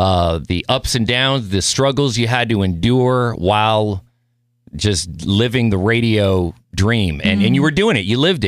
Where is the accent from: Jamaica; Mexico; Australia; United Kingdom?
Mexico; Mexico City; born there; I don't speak Spanish. I was born in Mexico City. I should learn. I know how to speak Spanish.